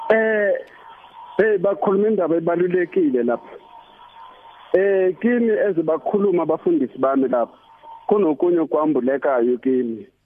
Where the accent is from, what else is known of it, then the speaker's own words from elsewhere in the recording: Mozambique; moved away; ekhaya le eMozambique